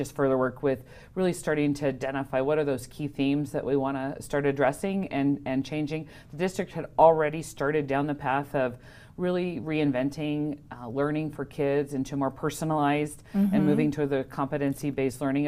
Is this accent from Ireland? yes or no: no; Nebraska, United States; also born or lived in Wyoming; now in Fallon, United States; I'm from Nebraska originally